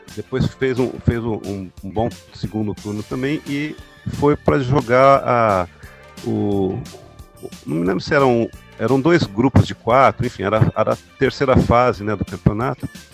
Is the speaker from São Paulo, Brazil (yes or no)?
yes; Ribeirão Preto, São Paulo, Brazil; eu cresci é, indo ao estádio ver o Botafogo de Ribeirão Preto, né? Sou lá de Ribeirão Preto